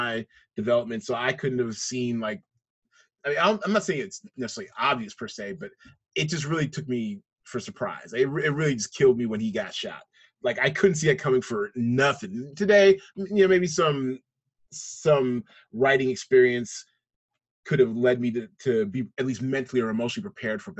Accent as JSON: {"language": "English", "town": "Seattle", "region": "Washington", "country": "United States", "tie": "born or raised there", "said": "I grew up in Seattle, you know, Lily White, especially back then"}